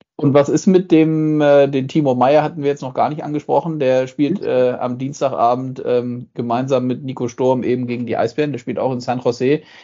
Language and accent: German; Germany; hier bei uns in Deutschland